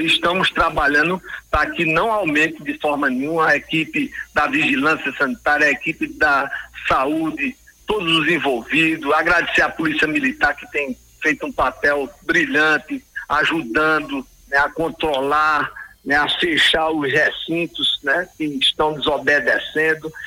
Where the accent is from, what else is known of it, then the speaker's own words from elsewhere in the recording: Pernambuco, Brazil; como bom pernambucano